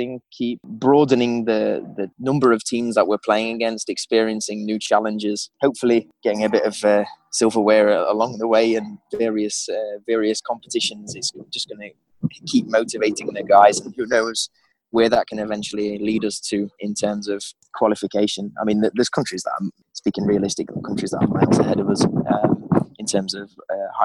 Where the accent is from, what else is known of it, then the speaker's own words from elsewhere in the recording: Midlands, United Kingdom; accent: Midlands; moved away as an adult; now in Czech Republic; my Midlands accent